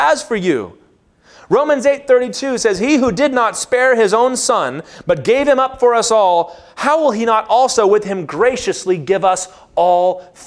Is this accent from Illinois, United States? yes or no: no; Lynchburg, Virginia, United States; I grew up in Lynchburg, Virginia